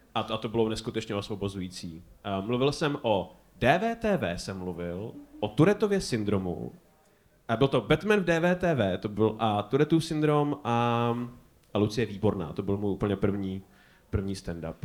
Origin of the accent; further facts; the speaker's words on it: Prague, Czechia; my jako Pražáci